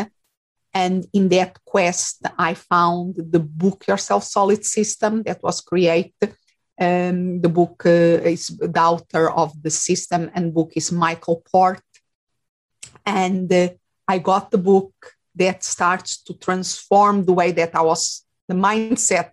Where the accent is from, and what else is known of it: Portugal; born or raised there; English is a second language; moved away as an adult; also born or lived in England / Spain; now in Phoenix, United States